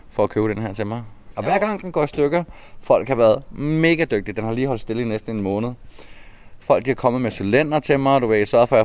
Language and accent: Danish; Copenhagen, Capital Region of Denmark, Denmark; now in Fredericia, Denmark; Jeg snakker altså meget, men det er fordi, jeg er københavner, ikke?